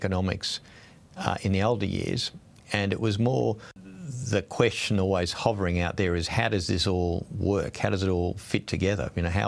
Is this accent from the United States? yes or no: no; Sydney, New South Wales, Australia; also born or lived in Brisbane; I grew up in Sydney largely, a little bit in Brisbane, but largely in Sydney in the 60s and 70s. It was in suburban life.